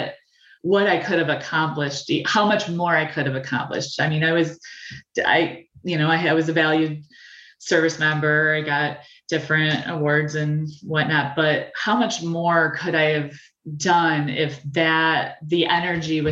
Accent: Bay City, Michigan, United States; I was born and raised in the Great Lakes Bay Area in Bay City

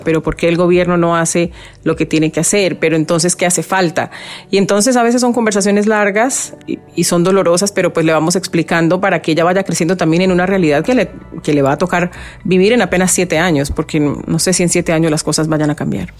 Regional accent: Colombian Pacific, Colombia; now in Miami, United States; el Pacífico colombiano, que es de donde yo soy.

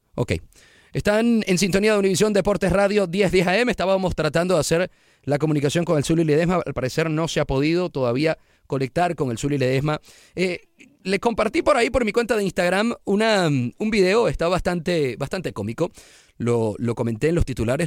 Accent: Venezuela; moved away as an adult; now in Houston, United States; ya había trabajado cinco años antes en mi país, Venezuela

